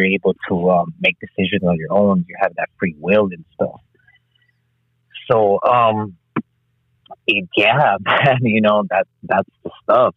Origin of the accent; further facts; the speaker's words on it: Los Angeles, California, United States; I was actually born and raised in Los Angeles, California, on the streets of Second Avenue and Venice.